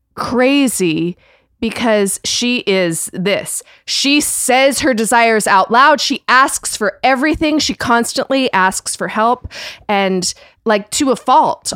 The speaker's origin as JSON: {"language": "English", "country": "Canada", "said": "I'm Canadian, but, um, like, very British, like, um, upbringing"}